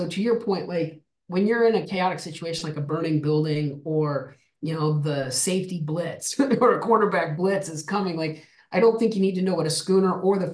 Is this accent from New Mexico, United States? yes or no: yes; Albuquerque, New Mexico, United States; I'm from the desert. I grew up in Albuquerque, New Mexico